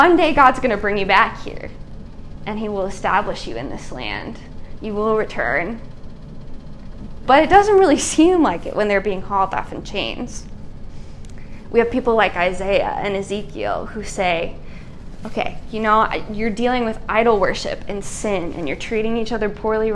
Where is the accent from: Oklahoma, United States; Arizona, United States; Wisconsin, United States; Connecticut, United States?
Wisconsin, United States; America's Dairyland; I am from America's dairy land, and not all of my homeland is made up of dairy farms.